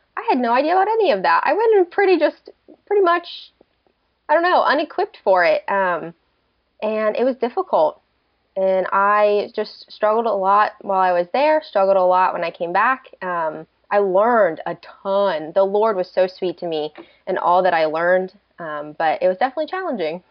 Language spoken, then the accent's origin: English; Delaware, United States; moved away as an adult; also born or lived in Oklahoma; I'm originally from Delaware, and so I moved out to Oklahoma just to do college